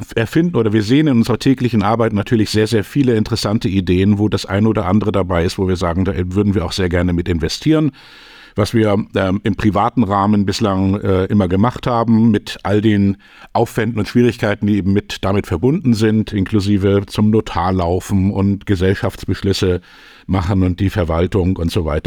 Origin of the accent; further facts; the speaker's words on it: Hamburg, Germany; Ich bin in Hamburg geboren, aufgewachsen in einer Familie, die sich schon immer mit Zukunft beschäftigt hat